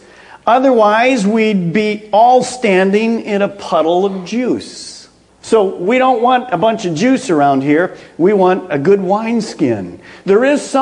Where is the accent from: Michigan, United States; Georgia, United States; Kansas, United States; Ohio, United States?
Michigan, United States; moved away; we'd go back home to Michigan